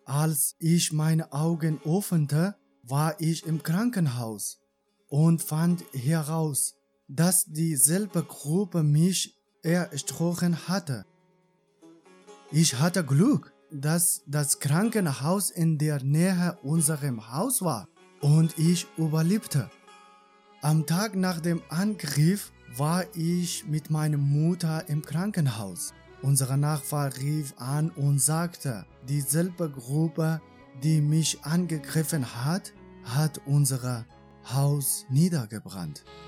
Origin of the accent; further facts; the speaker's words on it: Iran; born or raised there; German is a second language; moved away as an adult; now in Germany